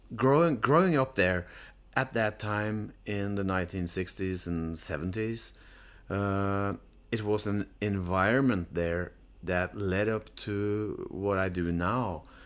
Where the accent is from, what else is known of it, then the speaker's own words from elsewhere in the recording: Notodden, Norway; I was born in Newtown